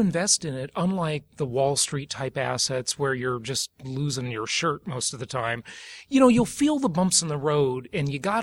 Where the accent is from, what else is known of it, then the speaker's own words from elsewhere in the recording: Los Angeles, California, United States; I grew up poor in West Los Angeles area, California